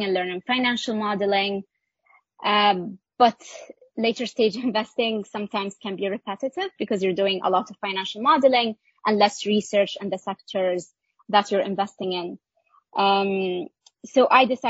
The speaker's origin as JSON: {"language": "English", "country": "Saudi Arabia", "tie": "born or raised there", "also_born_or_lived": "Geneva", "moved": "as an adult", "lives_now": "New York, United States", "said": "I'm from Saudi Arabia, born and raised"}